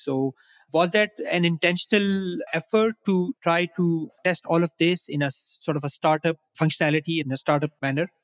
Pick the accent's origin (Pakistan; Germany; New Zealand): Pakistan; I'm from Pakistan. I'm based here